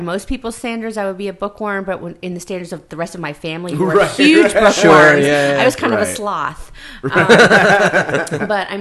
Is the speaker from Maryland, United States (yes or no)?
yes; Silver Spring, Maryland, United States; I grew up in Silver Spring, Maryland, which is right outside Washington, D.C.